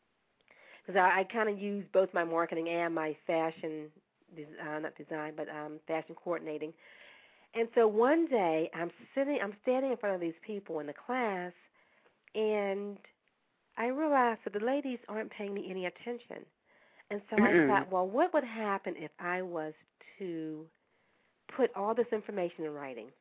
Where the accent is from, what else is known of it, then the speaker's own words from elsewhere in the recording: Pittsburgh, Pennsylvania, United States; I was born in Pittsburgh, in the inner city of Pittsburgh, to basically – I'm going to say basically a single parent